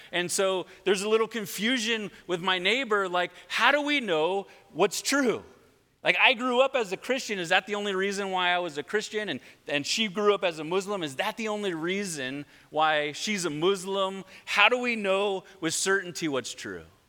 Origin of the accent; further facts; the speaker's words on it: Redondo Beach, California, United States; now in Lomita, United States; I grew up here in Redondo Beach